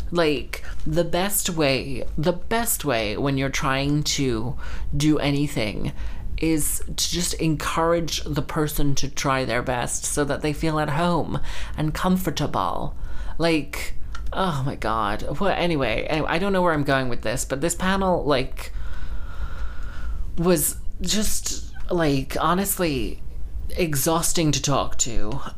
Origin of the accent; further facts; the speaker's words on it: Texas, United States; also born or lived in London; And I was like, yes, I grew up in Texas and, and London.